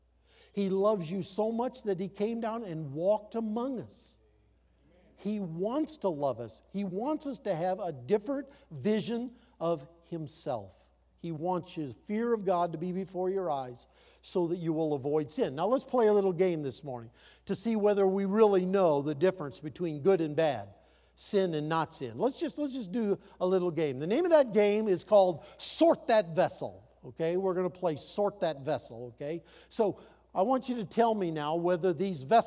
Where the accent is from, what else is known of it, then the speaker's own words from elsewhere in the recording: Iowa, United States; When I grew up in Iowa, we didn't have running water.